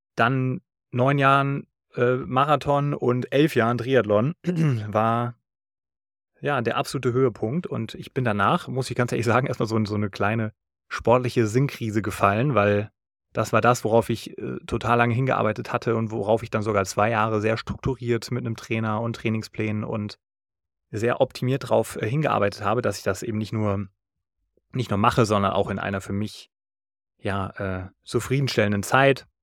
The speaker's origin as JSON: {"language": "German", "area": "Taunus", "region": "Hesse", "country": "Germany", "said": "Das ist der Berg im Taunus, wo ich herkomme"}